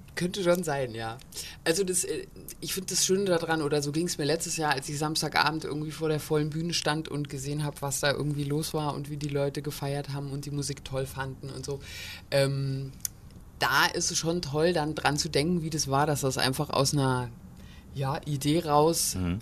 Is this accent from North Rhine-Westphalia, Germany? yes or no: no; Borken, Hesse, Germany; moved away as an adult; also born or lived in Heidelberg / Ulm; now in Kassel, Germany; ich komme ursprünglich auch hier aus Borken